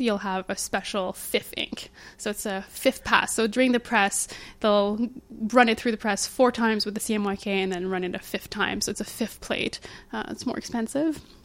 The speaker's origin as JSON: {"language": "English", "country": "Canada", "said": "we're Canadian"}